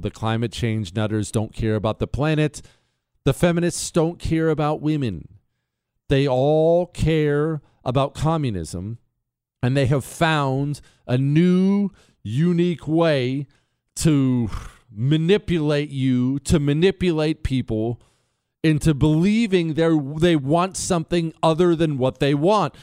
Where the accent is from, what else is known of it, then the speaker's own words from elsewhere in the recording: United States; I'm an American